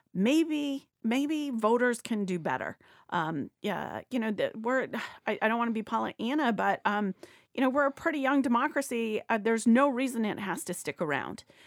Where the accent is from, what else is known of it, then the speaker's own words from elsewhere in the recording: Ohio, United States; moved away; I'm from Ohio originally.